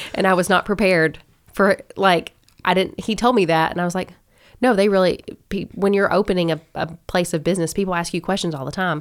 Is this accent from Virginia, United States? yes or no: no; Owensboro, Kentucky, United States; also born or lived in Lexington, Kentucky; I'm from Owensboro. I was born and raised here